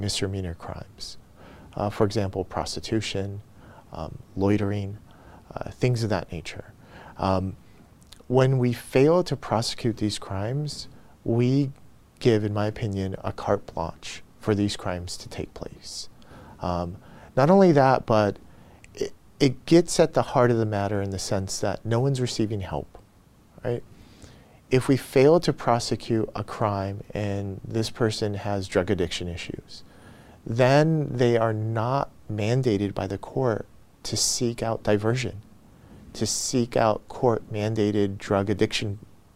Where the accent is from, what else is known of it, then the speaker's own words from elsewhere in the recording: Los Angeles, California, United States; also born or lived in Pico Rivera; I grew up in Boyle Heights. Some people would consider that East Los Angeles